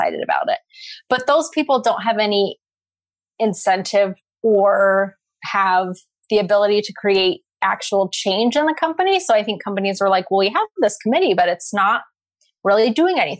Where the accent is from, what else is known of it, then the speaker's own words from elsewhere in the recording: Pacific Northwest, United States; I grew up in the Pacific Northwest